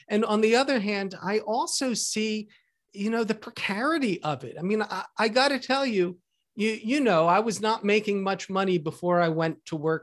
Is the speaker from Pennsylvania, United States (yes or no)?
yes; outside of Philadelphia, Pennsylvania, United States; now in Seattle, United States; the house I grew up in outside of Philadelphia